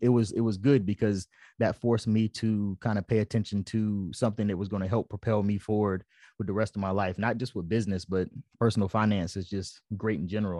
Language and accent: English; Fayetteville, North Carolina, United States; moved away as an adult; also born or lived in Japan; I'm from Fayetteville, North Carolina